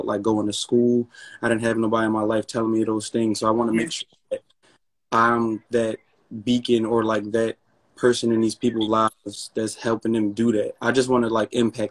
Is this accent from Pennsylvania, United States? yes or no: yes; Philadelphia, Pennsylvania, United States; I'm from Philly, and I went to school